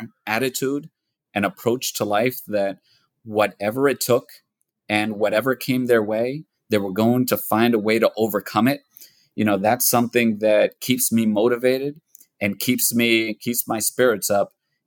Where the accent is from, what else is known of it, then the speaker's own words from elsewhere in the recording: United States; I was born here in the United States. I was born a year after my parents came over. And so I'm a natural born citizen of the United States, but I was raised in an immigrant household, raised in an immigrant community.